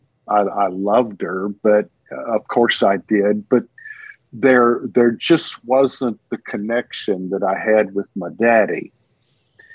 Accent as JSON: {"language": "English", "region": "Texas", "country": "United States", "tie": "born or raised there", "also_born_or_lived": "Houston area, Texas / Rusk/Alto area, East Texas", "said": "I'm a Texan to the bone"}